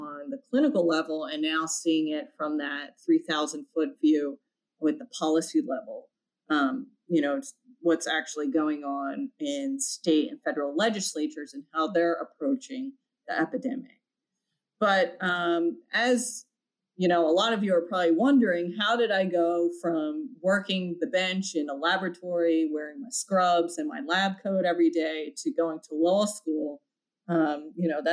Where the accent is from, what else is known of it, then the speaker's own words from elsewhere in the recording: Philadelphia, Pennsylvania, United States; Philadelphia, my hometown